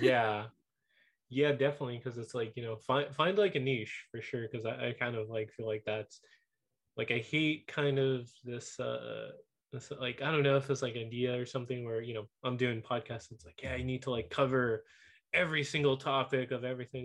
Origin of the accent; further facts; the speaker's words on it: Whittier, California, United States; Whittier, my hometown.